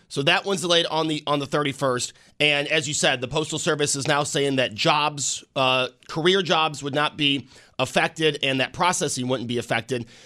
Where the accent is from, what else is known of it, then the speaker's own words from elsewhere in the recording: Amherst, New York, United States; I grew up in Amherst off of Main Street